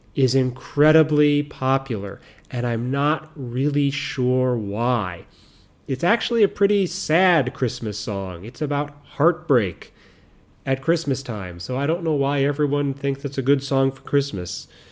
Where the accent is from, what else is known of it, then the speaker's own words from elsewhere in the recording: United States; moved away; I'm American